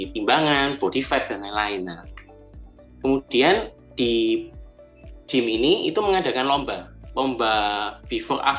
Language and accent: Indonesian; Malang, East Java, Indonesia; Uh, saya asal Malang dan sekarang juga tinggal di Malang.